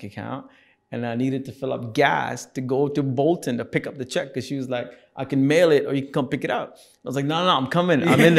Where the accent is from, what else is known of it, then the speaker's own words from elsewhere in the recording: Singapore; But, you know, when you're growing up in Singapore, this is the 80s, it's also one of the most racist places to be in.